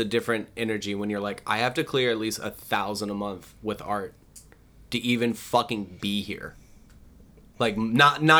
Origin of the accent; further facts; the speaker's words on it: Tulsa, Oklahoma, United States; moved away; also born or lived in New York; what I grew up with in Tulsa